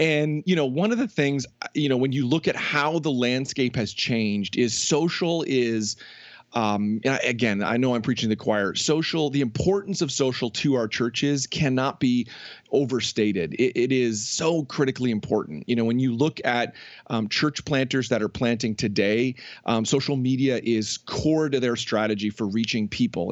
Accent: just outside of Toronto, Ontario, Canada; moved away as an adult; also born or lived in New Jersey; I grew up just outside of Toronto

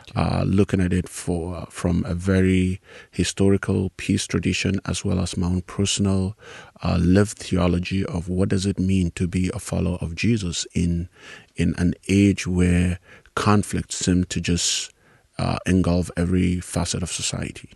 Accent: Nigeria; moved away as an adult; also born or lived in South Africa; now in United States; I grew up in Nigeria in a very large family

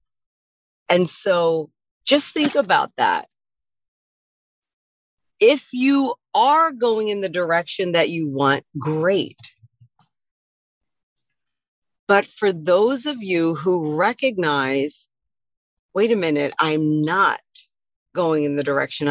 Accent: Wilmington, Delaware, United States; also born or lived in Philadelphia area / Caribbean / Mexico; now in Washington State, United States; I'm from Wilmington, Delaware, and the Philadelphia area, which is on the eastern shore of the United States

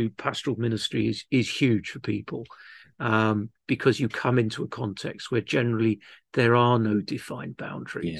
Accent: London, United Kingdom; moved away as an adult; also born or lived in Wales / Cardiff / Bridgend / Pontefract; now in Llanelli, United Kingdom; I grew up in southwest London, though I am Welsh. Uh, my parents moved to the great mission field of London when I was just a month old

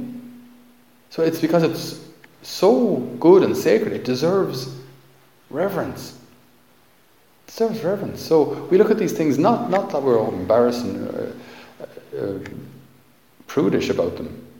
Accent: Ireland

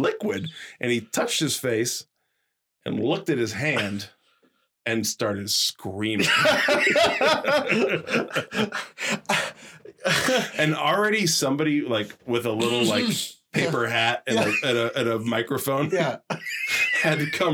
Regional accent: Winthrop, Maine, United States; I grew up in Winthrop.

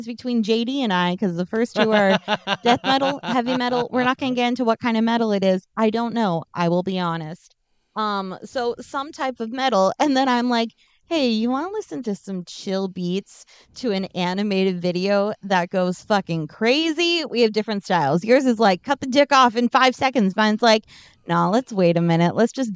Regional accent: United States; as American

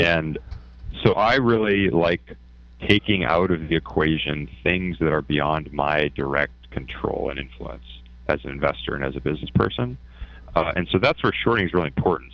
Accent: Canada; moved away as an adult; I'm Canadian

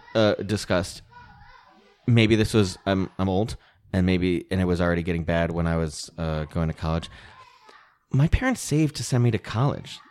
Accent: Connecticut, United States; now in Los Angeles, United States; I grew up in Connecticut

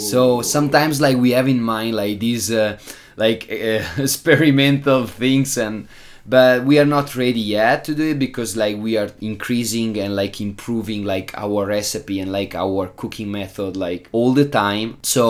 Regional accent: Italy; English is a second language; moved away as an adult; now in Prague, Czech Republic; Since I'm coming from Italy

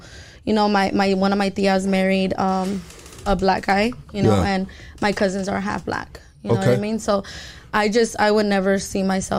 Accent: Los Angeles, California, United States; I am from South Central, full, so, you know? Yeah. I'm fucking loud. I grew up in the straight ghetto.

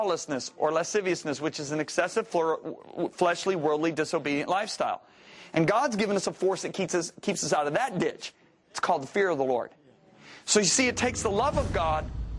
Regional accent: Whitehall, Michigan, United States; as a little boy, I grew up in Whitehall, Michigan

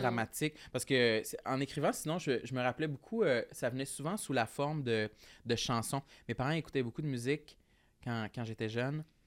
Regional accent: Gaspésie, Quebec, Canada; moved away as an adult; Ma première année d'université, quand j'ai quitté la Gaspésie pour aller à Québec

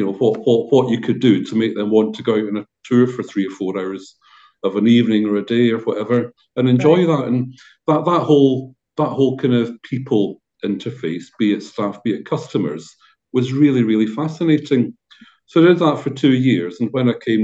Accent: Dorset, South West England, United Kingdom; now in Scotland, United Kingdom; Although I'm from Scotland originally, I grew up down in Dorset

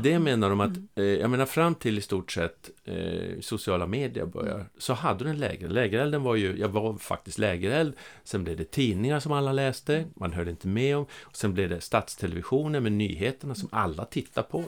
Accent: Norrland, Sweden; accent: Norrland dialect; moved away as an adult; also born or lived in Stockholm; now in Skåne, Sweden; jag är ju norrlänning som, ja. som ni hör på dialekten, från, även om jag har bott i Skåne i över 30 år.

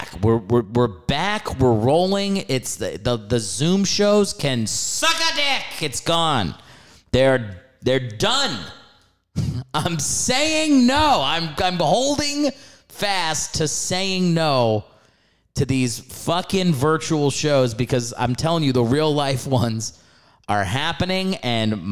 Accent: New York, United States; moved away as an adult; now in Los Angeles, United States

